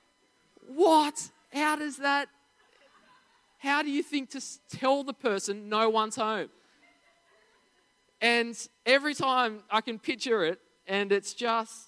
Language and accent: English; Narara, New South Wales, Australia; we grew up in Narara